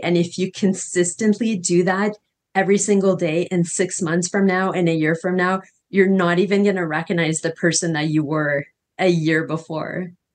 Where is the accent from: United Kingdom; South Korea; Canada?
Canada; moved away as an adult; now in Costa Rica; I'm from Canada originally, and I came to Costa Rica, and I'm currently living in Costa Rica